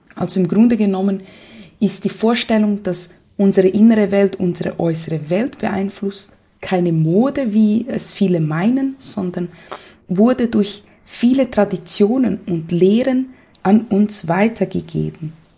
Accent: Brazil; moved away; für mich als Brasilianerin

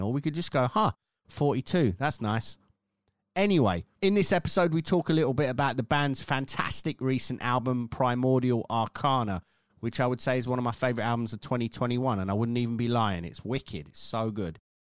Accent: United Kingdom; me being British

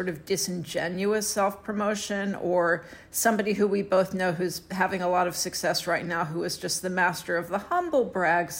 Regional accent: Houston, Texas, United States; in Houston, Texas, my hometown

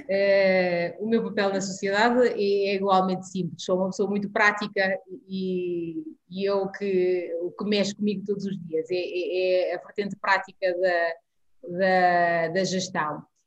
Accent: Guinea-Bissau; now in Portugal; nasci na Guiné-Bissau, vivo em Portugal

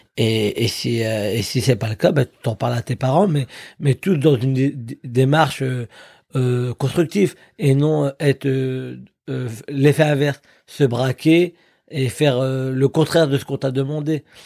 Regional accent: Drocourt, Hauts-de-France, France; venant d'une petite ville comme Drocourt dans le Nord-Pas-de-Calais

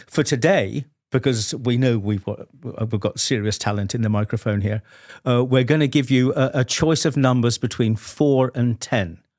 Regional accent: United Kingdom; as a Brit

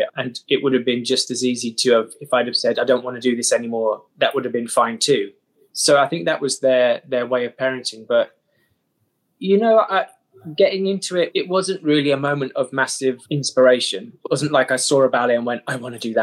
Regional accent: Dartford, South East England, United Kingdom; also born or lived in Bromley; I was born in Bromley and brought up just outside Dartford in Kent

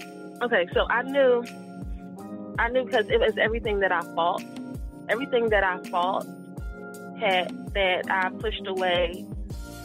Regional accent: Winston-Salem, North Carolina, United States; now in Philadelphia, United States; I grew up in Winston-Salem, North Carolina, but my hometown is Philadelphia

